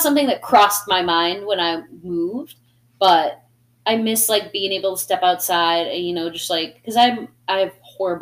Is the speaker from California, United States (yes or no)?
no; Plympton, Massachusetts, United States; also born or lived in Taunton, Massachusetts; now in Providence, United States; I grew up in Plimpton, Massachusetts, you know, where there was more chicken and cows than there were people